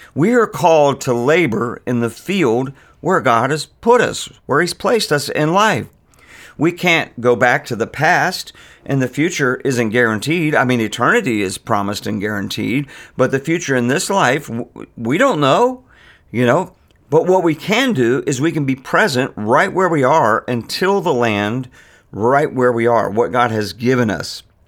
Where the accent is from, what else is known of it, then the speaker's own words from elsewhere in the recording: Virginia Beach, Virginia, United States; moved away as an adult; now in Richmond, United States; I'm from Virginia Beach and, uh, the Norfolk area